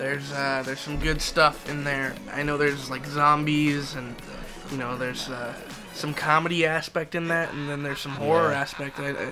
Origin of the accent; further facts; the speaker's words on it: Philippines; We totally don't embrace our heritage. We're Filipino, for Christ's sake. We gotta get this down.